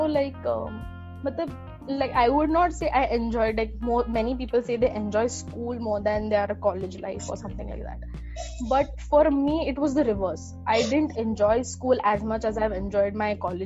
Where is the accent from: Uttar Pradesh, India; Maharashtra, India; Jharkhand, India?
Maharashtra, India; Pune; I am born and brought up in Pune